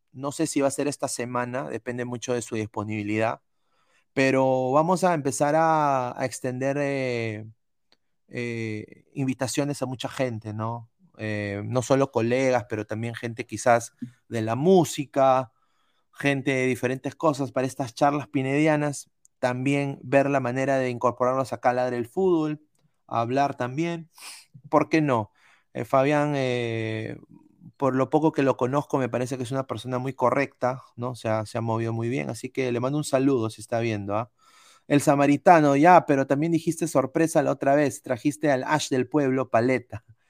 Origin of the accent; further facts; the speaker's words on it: Peru; Todos somos peruanos